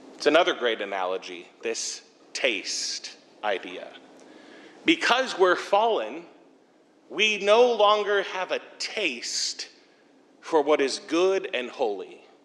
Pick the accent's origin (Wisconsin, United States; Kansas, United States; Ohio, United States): Ohio, United States; Bowling Green; also born or lived in Sandusky; now I'm back in my hometown, Bowling Green